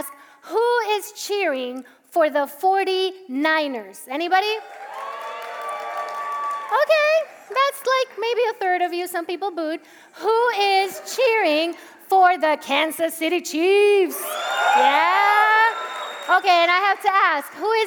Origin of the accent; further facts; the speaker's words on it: Puerto Rico; English is a second language; now in Parsippany, United States; I'm Puerto Rican, so I grew up in Puerto Rico, and I went to an immersion school. I was taught by American missionaries. That's how I learned English.